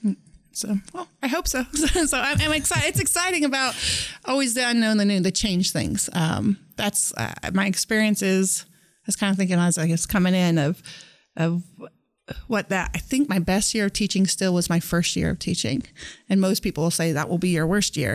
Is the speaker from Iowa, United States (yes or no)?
no; Norton, Kansas, United States; I grew up in Norton, Kansas, in Northwest Kansas